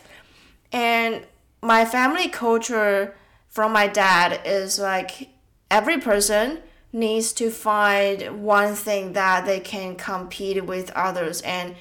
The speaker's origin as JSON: {"language": "English", "country": "Taiwan", "tie": "born or raised there", "said": "I think around 15 years old while I was in Taiwan. I was still in senior high school. My dad went to a photography course in my hometown"}